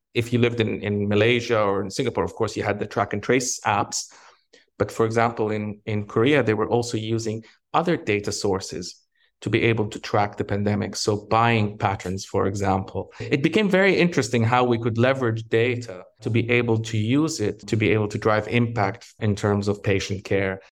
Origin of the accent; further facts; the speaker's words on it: Egypt; moved away; also born or lived in Canada; I'm originally from, from Egypt, but I'm also Canadian, and I lived in both countries.